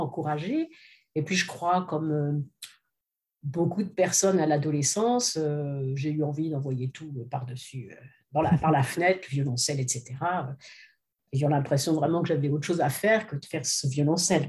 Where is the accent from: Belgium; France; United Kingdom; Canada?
France; western France; also born or lived in Lyon; J'ai fait, fait mes études au conservatoire donc dans l'ouest de la France, puisque je suis française